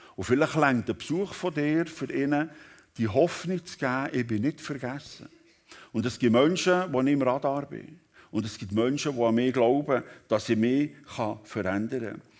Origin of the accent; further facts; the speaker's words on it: Switzerland; Hier bei uns in der Schweiz